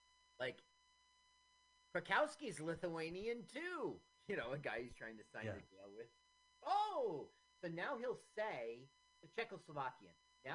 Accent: Phoenix, Arizona, United States; I grew up in Phoenix

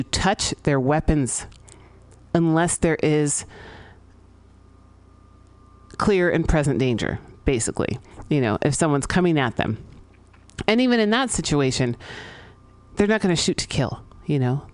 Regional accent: San Francisco, California, United States; I grew up here in San Francisco

